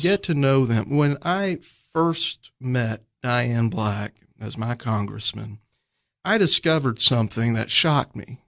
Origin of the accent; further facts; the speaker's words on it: College Station, Texas, United States; that's where my sister and I were born, down there in College Station